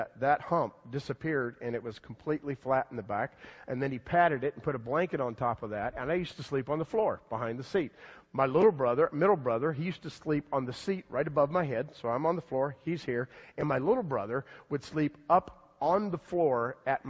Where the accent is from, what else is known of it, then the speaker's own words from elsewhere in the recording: near West Palm Beach, South Florida, United States; moved away; also born or lived in Louisville, Kentucky; When I was a kid, I grew up in South Florida, like way down South Florida, next to West Palm Beach.